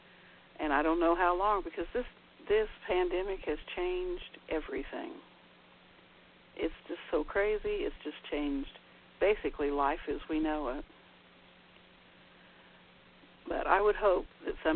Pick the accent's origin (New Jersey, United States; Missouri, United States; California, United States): Missouri, United States; St. Joseph; my hometown of St. Joseph